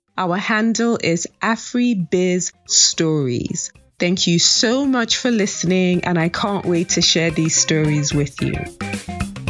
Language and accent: English; Nigeria; I am a proud Nigerian